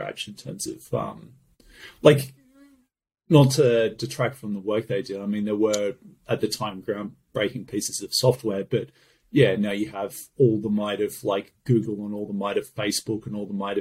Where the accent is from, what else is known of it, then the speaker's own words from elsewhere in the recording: Australia; I'm from Australia